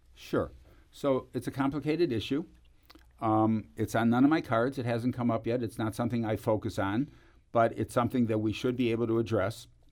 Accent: Cleveland, Ohio, United States; moved away; I come from Cleveland

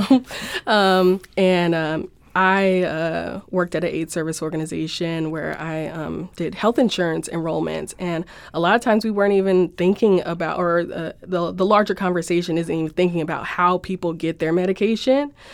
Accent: Los Angeles, California, United States; moved away as an adult; now in St. Louis, United States; I'm from Los Angeles and moved here for the school

